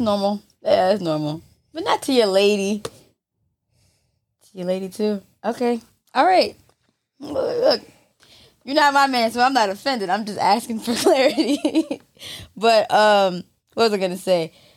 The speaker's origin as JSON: {"language": "English", "region": "Maryland", "country": "United States", "moved": "yes", "lives_now": "New York, United States", "said": "I'm from Maryland."}